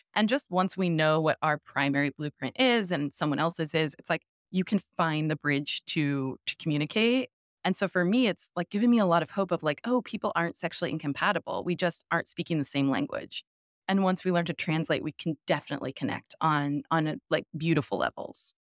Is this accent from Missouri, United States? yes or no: yes; St. Louis, Missouri, United States; now in Brooklyn, United States; I grew up in the Midwest.